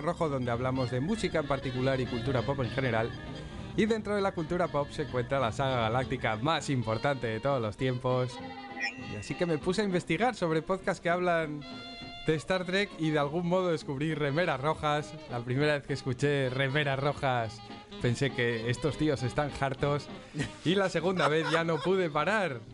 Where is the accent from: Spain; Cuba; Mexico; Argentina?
Spain; yo soy humano del Distrito España